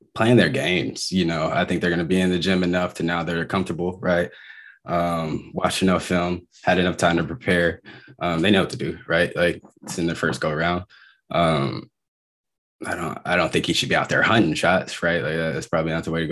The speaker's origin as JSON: {"language": "English", "town": "Dallas", "region": "Texas", "country": "United States", "tie": "born or raised there", "also_born_or_lived": "Philadelphia", "said": "growing up in Dallas"}